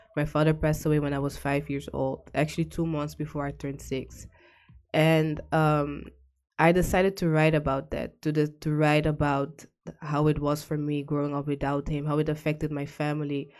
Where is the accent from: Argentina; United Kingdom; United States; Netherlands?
Netherlands; The Hague, South Holland; moved away as an adult; now in Almere, Netherlands; I was born and raised in The Hague